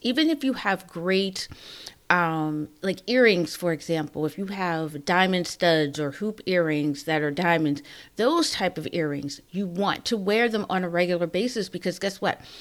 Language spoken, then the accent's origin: English; Pittsburgh, Pennsylvania, United States; moved away; I'm from Pittsburgh